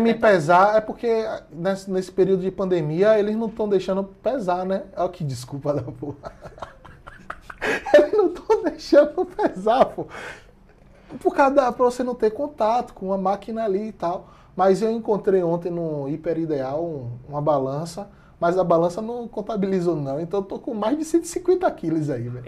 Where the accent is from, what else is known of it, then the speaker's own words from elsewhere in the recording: Salvador, Bahia, Brazil; que sou de Salvador